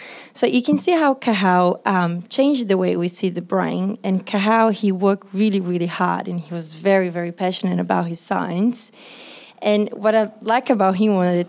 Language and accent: English; Brazil; moved away as an adult; now in Australia; I'm from Brazil